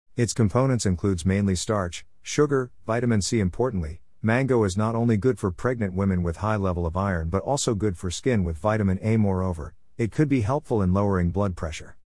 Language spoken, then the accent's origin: English; Cam Lam, Khanh Hoa, Vietnam; mango harvest time in my hometown